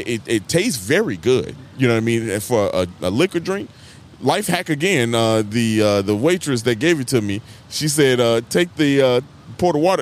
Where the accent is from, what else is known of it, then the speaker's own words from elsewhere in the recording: Chicago, Illinois, United States; As a Chicagoan